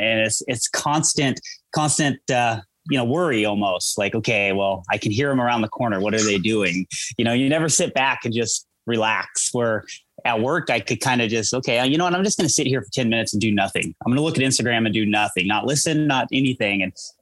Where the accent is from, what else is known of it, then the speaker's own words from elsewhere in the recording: Eugene, Oregon, United States; moved away as an adult; now in Colorado, United States; Born and raised in Eugene.